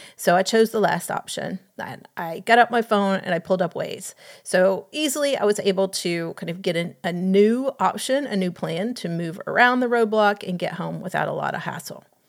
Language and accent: English; Atlanta, Georgia, United States; having grown up in Atlanta